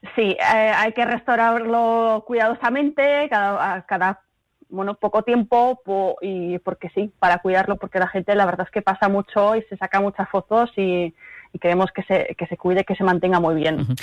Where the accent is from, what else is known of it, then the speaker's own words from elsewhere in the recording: Madrid, Community of Madrid, Spain; also born or lived in Germany; now in Basel, Switzerland; me he criado en España, en Madrid